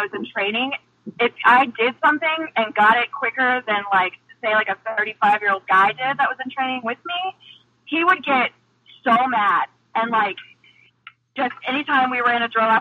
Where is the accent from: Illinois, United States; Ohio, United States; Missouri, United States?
Missouri, United States; I grew up in Missouri